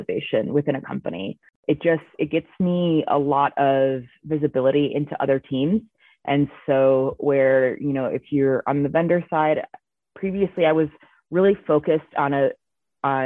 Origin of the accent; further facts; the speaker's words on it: Chicago, Illinois, United States; moved away as an adult; now in Colorado, United States; I'm originally from Chicago, but I moved to Colorado like 8 years ago now